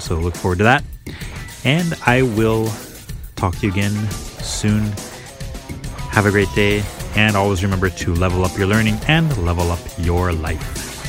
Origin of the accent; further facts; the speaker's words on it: United States; as American young students Or as kids, you know, we kinda learn the basics of Thanksgiving and the history in school